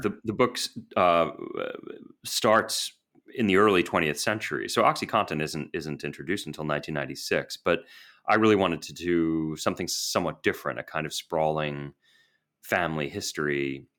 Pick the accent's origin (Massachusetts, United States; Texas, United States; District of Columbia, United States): Massachusetts, United States; Boston; moved away as an adult; also born or lived in New York / London / Washington, D.C.; I grew up in Boston